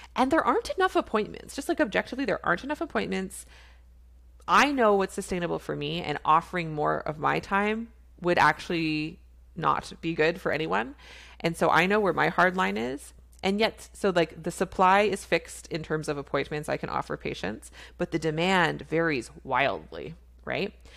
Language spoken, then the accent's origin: English; Canada; I'm a Canadian family physician